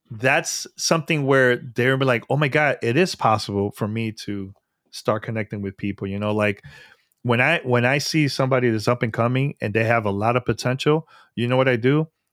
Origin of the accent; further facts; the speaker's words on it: New York City, New York, United States; New York, 'cause that's my hometown. Born and raised in New York.